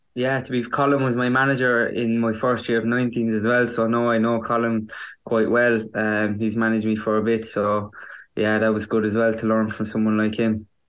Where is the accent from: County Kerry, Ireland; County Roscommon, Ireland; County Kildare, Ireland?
County Kerry, Ireland; my own club, my hometown club